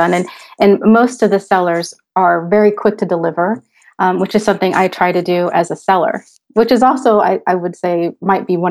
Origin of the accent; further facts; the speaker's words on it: United States; moved away as an adult; now in Switzerland; I'm an American expat living in Switzerland. My husband and I moved here almost 5 years ago with our children